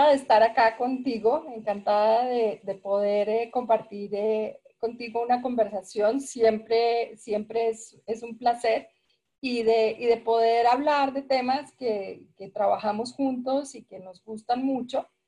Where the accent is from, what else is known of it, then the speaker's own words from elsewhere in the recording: Peru; moved away as an adult; also born or lived in Bogotá; yo pues, estudié, estudié en, Bogotá, aunque crecí en Perú, crecí, hice el, el bachillerato en Perú y, además, antes de irme para Perú, me fui para Perú a los 10 años.